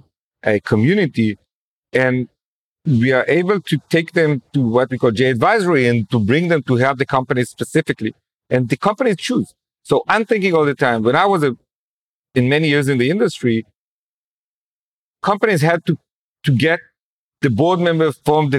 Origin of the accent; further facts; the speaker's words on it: Jerusalem, Jerusalem District, Israel; growing up in Jerusalem, I noticed how as a secular kid, I didn't know anyone who's religious